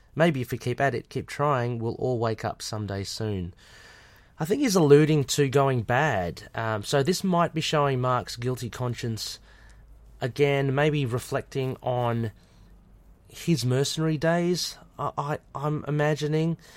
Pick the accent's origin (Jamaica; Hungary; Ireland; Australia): Australia; I'm Australian